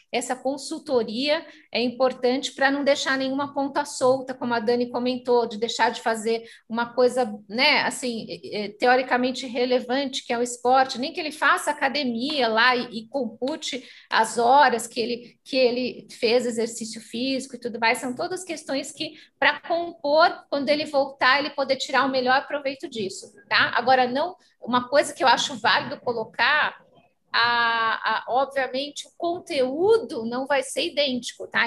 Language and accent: Portuguese; Brazil; Nós aqui representando as escolas somos brasileiros